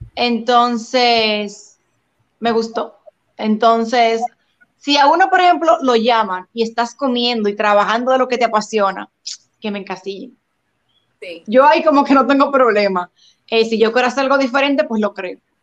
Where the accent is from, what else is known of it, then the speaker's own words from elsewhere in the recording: Dominican Republic; en mi país sentí mucho el apoyo